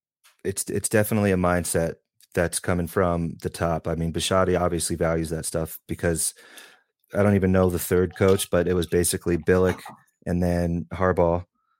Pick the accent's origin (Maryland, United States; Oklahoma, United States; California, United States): Maryland, United States; Baltimore; born there; I was born in Johns Hopkins. I'm an Army brat, so never anywhere for more than a couple of years.